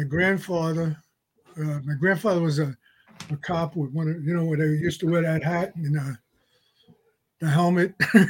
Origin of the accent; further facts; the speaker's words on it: New York City, New York, United States; I lived in Westerly in Staten Island on Khyber Court, which is around the corner from the National Guard Armory, about a quarter mile from Clove Lakes Park. It was a real great place to live.